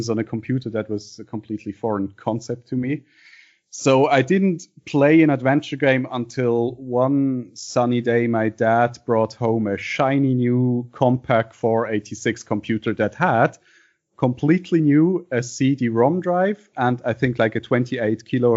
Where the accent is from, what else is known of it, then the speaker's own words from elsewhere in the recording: Basel, Basel-Stadt, Switzerland; English is a second language; I'm from Basel, Switzerland.